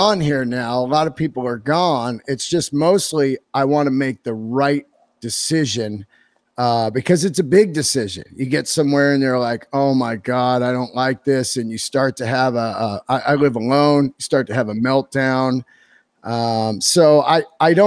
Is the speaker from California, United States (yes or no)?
yes; California, United States; also born or lived in New York; I'm born and raised in California